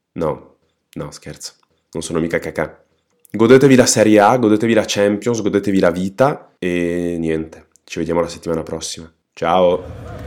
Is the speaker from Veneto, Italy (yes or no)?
no; Trentino-Alto Adige, Italy; sono trentino